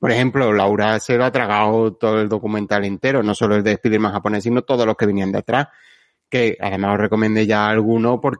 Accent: Andalusia, Spain; que soy andaluz y hablo así.

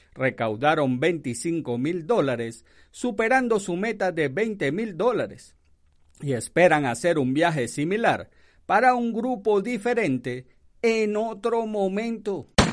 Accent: Venezuela; moved away; Esto se llama, en mi país, en Venezuela

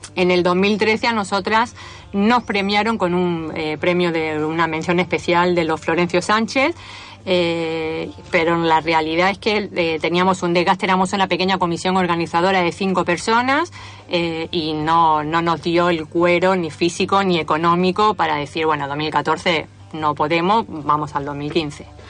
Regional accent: Andalusia, Spain; moved away as an adult; now in Argentina; de Andalucía pero residente, residente de la Argentina de hace ocho años

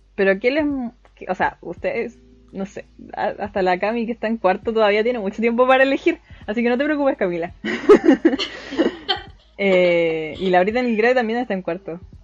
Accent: Chile; soy de Chile

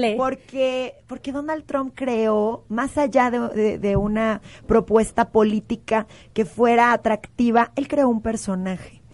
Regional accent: Mexico; como mexicanos

